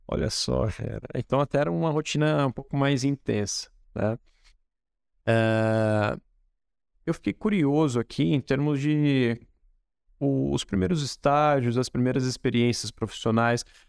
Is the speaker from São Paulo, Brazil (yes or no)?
yes; Espírito Santo do Pinhal, São Paulo, Brazil; moved away; Apesar de ter morado fora, né? Eu gosto muito daqui, da cidade onde eu nasci